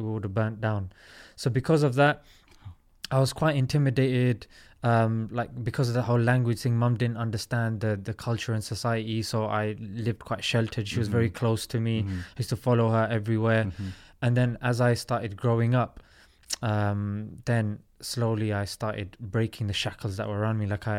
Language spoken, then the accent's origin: English; London, United Kingdom; Yeah, London.